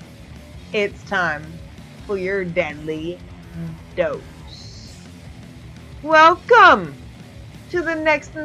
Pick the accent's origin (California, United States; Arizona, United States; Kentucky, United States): Kentucky, United States; Louisville; my hometown of Louisville